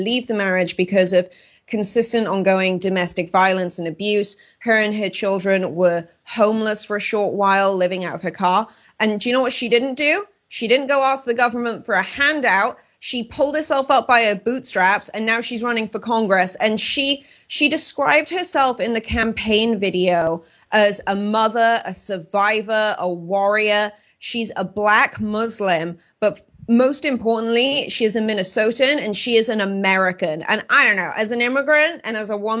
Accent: United Kingdom; moved away; I grew up in Europe when Britain was still a part of it.

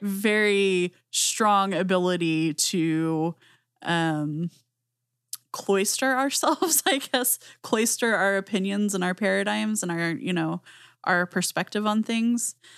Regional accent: Southwest US, United States; I grew up in the Southwest U S

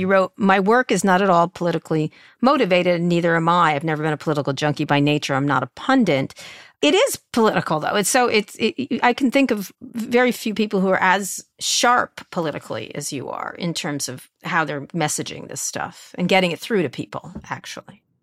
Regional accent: Roslyn Harbor, New York, United States; I grew up in Roslyn Harbor

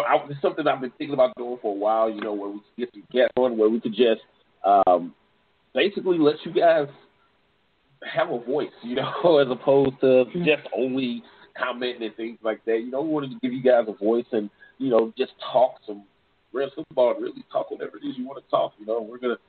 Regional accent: St. Louis, Missouri, United States; if you all don't know already, I'm actually from St. Louis.

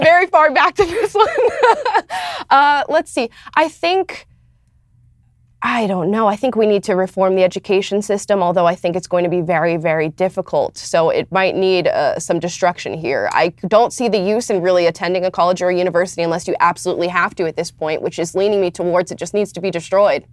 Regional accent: Florida, United States; moved away as an adult; now in Los Angeles, United States; I'm from Florida

